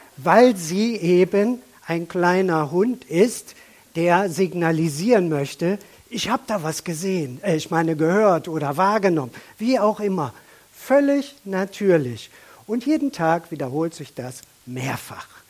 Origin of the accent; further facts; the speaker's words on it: Germany; auch wir als Deutsche